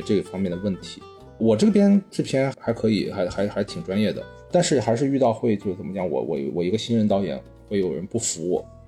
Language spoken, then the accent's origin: Chinese; northern China, China; 我也是北方人哈